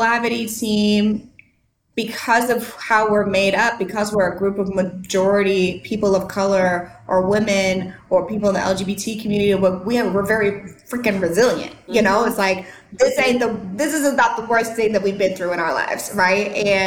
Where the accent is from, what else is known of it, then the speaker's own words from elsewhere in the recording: St. Louis, Missouri, United States; moved away as an adult; now in Nashville, United States; I lived in St. Louis my whole life. I went to college in St. Louis.